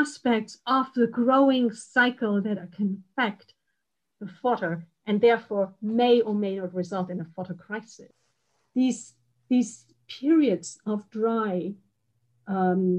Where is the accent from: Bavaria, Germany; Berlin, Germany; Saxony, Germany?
Bavaria, Germany; I'm from Bavaria, and we have hail insurance for the crops